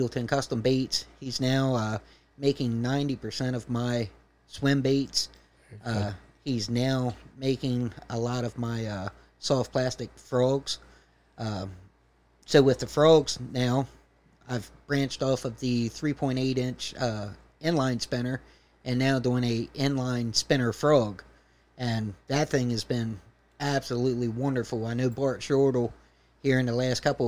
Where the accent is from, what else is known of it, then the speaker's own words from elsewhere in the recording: Cambridge, Maryland, United States; I grew up here in Cambridge, went to Cambridge South Dorchester High School, graduated from there